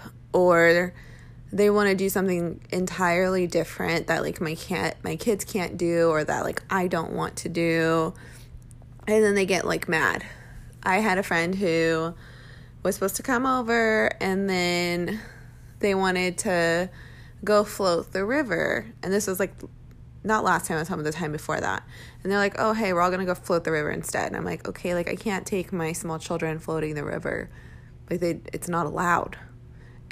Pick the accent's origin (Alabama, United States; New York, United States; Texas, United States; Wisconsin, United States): Texas, United States; Round Rock; moved away as an adult; now in Arizona, United States; my hometown is really awesome. I'm from Round Rock, Texas